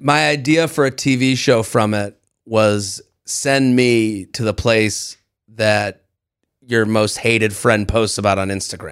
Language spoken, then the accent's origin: English; United States; I'm American in France